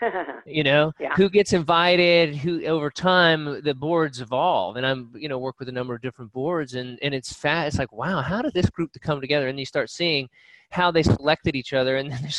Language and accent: English; United Kingdom; I get up every day and I put on my shirt and I'm Brit and I do the Brit things and I say the Brit things